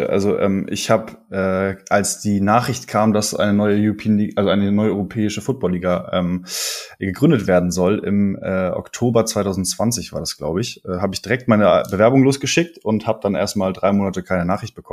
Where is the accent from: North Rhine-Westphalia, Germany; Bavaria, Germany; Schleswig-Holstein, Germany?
Schleswig-Holstein, Germany; Kiel; moved away as an adult; now in Hamburg, Germany; Ich komme ursprünglich aus Kiel, äh, bin letztes Jahr nach Hamburg gezogen